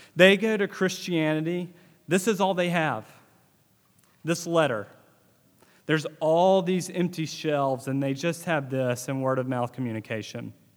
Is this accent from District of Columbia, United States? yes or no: no; Northeast Mississippi, United States; growing up in Northeast Mississippi and being in the South